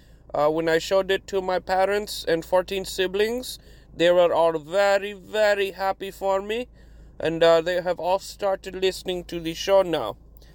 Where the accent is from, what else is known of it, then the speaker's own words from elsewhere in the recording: New York, United States; You may think that because I am from New York, that I would be a fan of the Giants or Jets.